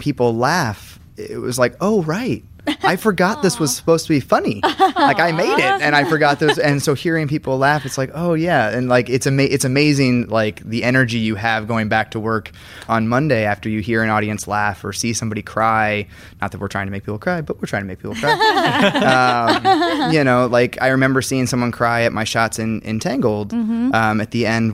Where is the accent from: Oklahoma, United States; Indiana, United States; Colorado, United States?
Indiana, United States; I'm from Indiana.